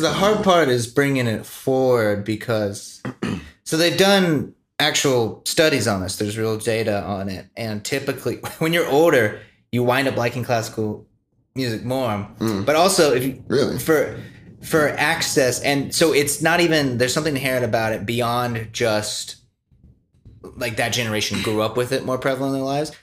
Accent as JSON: {"language": "English", "country": "United States"}